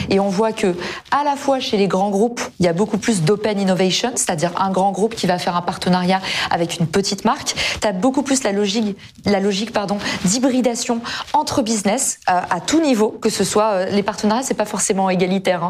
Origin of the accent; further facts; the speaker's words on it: United States; now in France; aux États-Unis, là d'où je viens